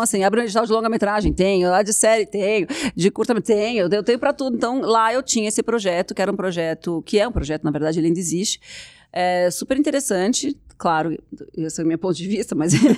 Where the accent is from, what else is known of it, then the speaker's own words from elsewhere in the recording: Brazil; Eu sou brasileira